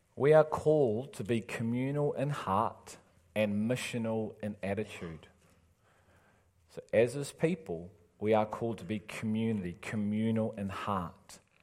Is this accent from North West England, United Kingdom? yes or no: yes; Liverpool, North West England, United Kingdom; moved away; I'm from Liverpool